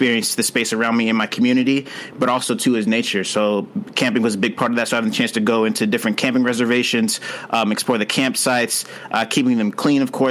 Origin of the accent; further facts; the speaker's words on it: St. Louis, Missouri, United States; moved away; also born or lived in Philadelphia; growing up in St. Louis